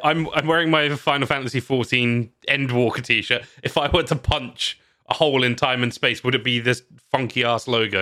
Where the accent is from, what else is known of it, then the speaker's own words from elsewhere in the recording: United Kingdom; I'm British